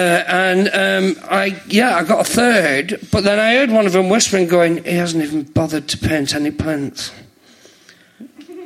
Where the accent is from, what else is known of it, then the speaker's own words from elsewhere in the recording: St Helens, North West England, United Kingdom; moved away as an adult; also born or lived in London; I'm from St. Helens